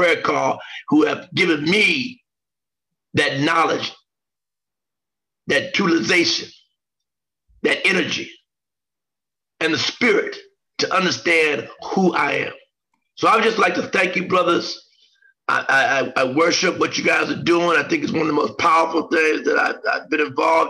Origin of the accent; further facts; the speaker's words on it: Xenia, Ohio, United States; where John and I grew up in Xenia, Ohio